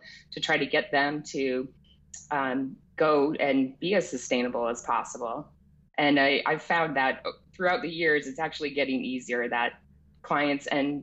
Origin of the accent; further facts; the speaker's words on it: New England, United States; moved away; growing up in New England in nature